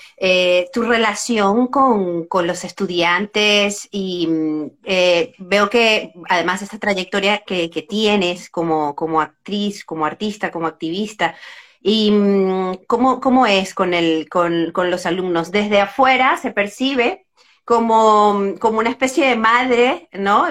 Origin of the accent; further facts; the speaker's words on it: San Cristóbal, Táchira, Venezuela; soy de Venezuela. Eh, entonces, lo conozco, ¿no? además soy de, de, San Cristóbal, Estado Táchira, muy cerca de, la frontera